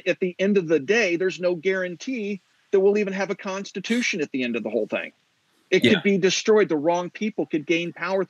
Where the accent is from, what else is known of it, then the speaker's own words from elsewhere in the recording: Kansas, United States; moved away; Take a look at like my home state of Kansas, for example. When I lived there